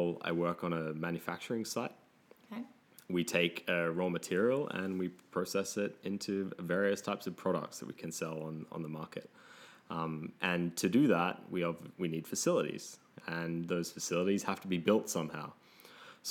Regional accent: Australia; moved away as an adult; You might be able to tell I'm from Australia. My work has brought me here

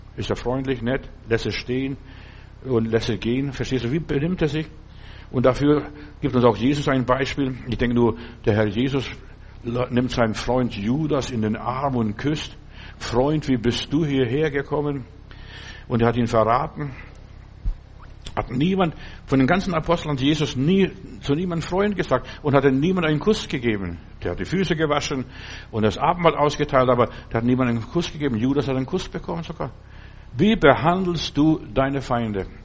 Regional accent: Germany; hier bei uns in Deutschland

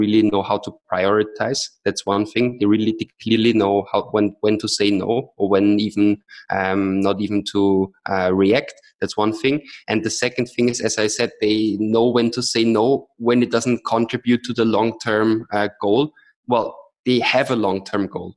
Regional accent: Vienna, Austria; moved away; also born or lived in Austin, Texas; I'm originally from Austria, from Vienna

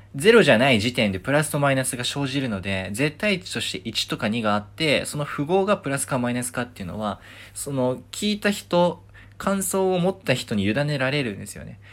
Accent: Nagoya, Aichi, Japan; moved away; 地元名古屋で、名古屋に行ったんですよね。あの、まあ、帰省したんですよ。両親に会うために

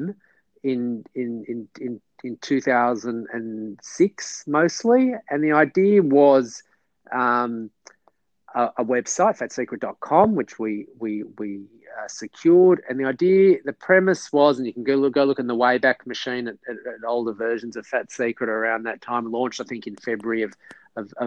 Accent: Melbourne, Victoria, Australia; also born or lived in New York; I am born and bred in Melbourne

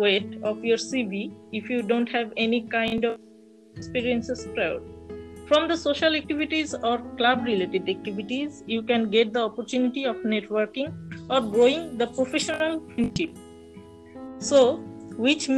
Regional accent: Dhaka, Dhaka Division, Bangladesh; I was born in Dhaka and I live with my parents here

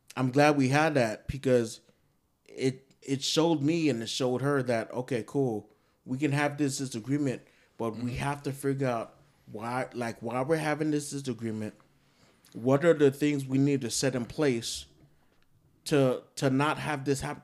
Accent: New York, United States; I'm from New York

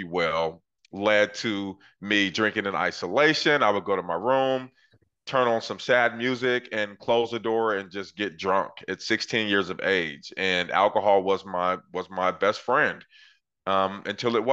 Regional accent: Portland, Oregon, United States; I grew up in Northeast Portland, Oregon in the 80s

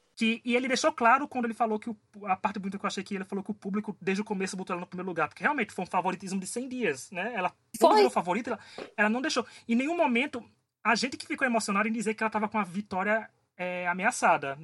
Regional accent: Paraíba, Brazil; Eu, como nordestino, como paraibano, tô adorando aqui

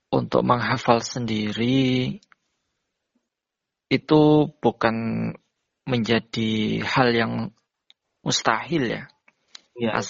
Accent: Jember, East Java, Indonesia; now in Ponorogo, Indonesia; Tempat tinggal saya asli dari Jember, Jawa Timur.

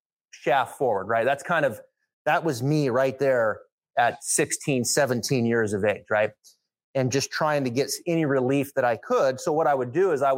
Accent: Northern Idaho, United States; I grew up in Northern Idaho

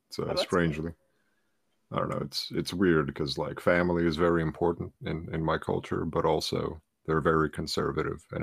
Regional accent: New Jersey, United States; also born or lived in Ukraine; I grew up in New Jersey.

